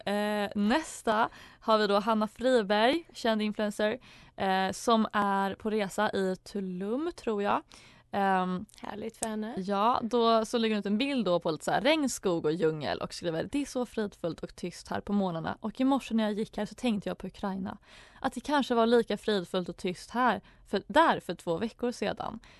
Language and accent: Swedish; Småland, Sweden; nationaldag för oss smålänningar där vi hyllar vår dialekt men också kärleken till skogen och till landsbygden.